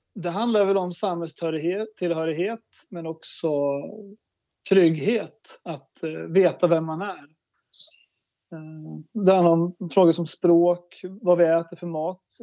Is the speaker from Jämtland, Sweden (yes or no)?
yes; Börtnan, Jämtland, Sweden; jag växte upp i Börtnan, mina föräldrar är fiskodlare